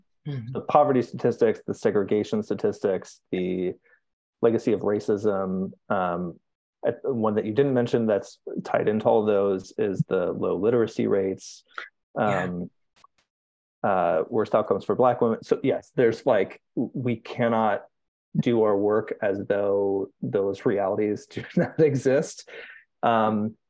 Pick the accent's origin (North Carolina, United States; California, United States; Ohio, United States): Ohio, United States; Cincinnati; now in Cleveland, United States; I'm from Cincinnati